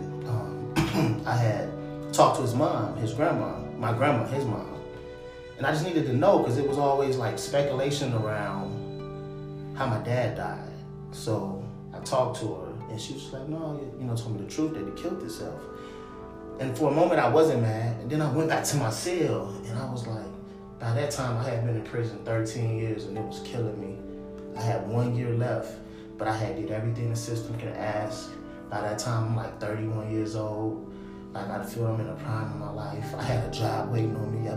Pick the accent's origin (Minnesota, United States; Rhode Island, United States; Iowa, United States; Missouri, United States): Minnesota, United States; Minneapolis; also born or lived in Chicago, Illinois; I grew up in Minneapolis, I'm from Minneapolis